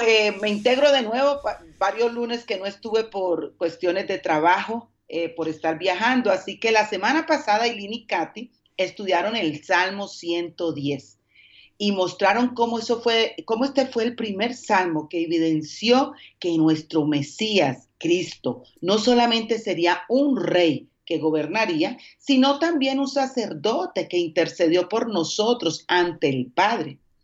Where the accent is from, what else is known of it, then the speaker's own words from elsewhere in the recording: Colombia; moved away as an adult; also born or lived in Dominican Republic; now in Mexico City, Mexico; soy colombiana